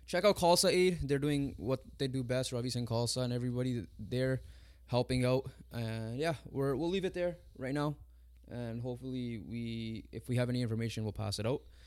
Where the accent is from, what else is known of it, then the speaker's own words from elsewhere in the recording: Canada; Us being Punjabi, us being from the Indian descent, even though we're Canadian born, but we have parents that are from India